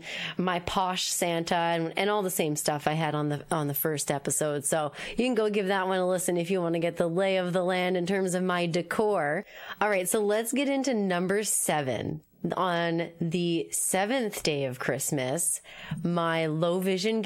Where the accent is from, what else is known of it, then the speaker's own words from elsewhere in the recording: Moncton, New Brunswick, Canada; now in Halifax, Canada; I'm from New Brunswick. I'm from Moncton.